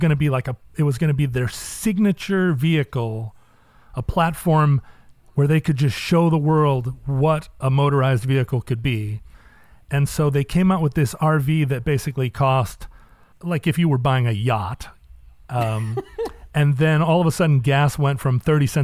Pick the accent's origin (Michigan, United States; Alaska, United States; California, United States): Alaska, United States; I grew up in Alaska